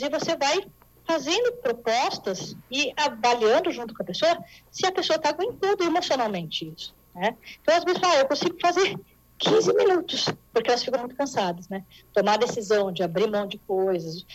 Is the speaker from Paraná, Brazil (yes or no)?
no; São Paulo, Brazil; eu sou aqui de São Paulo